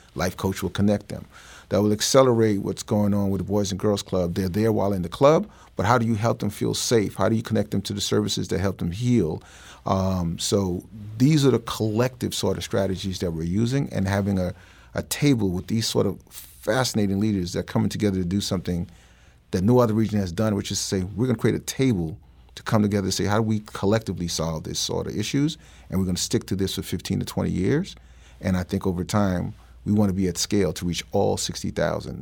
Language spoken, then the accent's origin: English; New York City, New York, United States; moved away; I grew up in New York